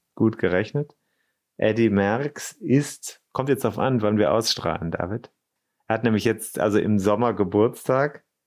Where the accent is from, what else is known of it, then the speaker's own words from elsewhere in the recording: Rhineland-Palatinate, Germany; ich bin ja in Rheinland-Pfalz zur Schule gegangen